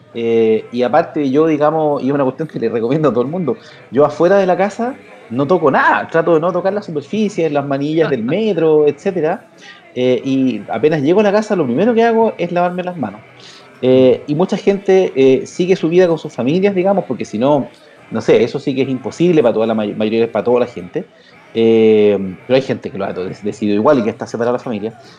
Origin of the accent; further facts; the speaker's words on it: Chile; los chilenos acá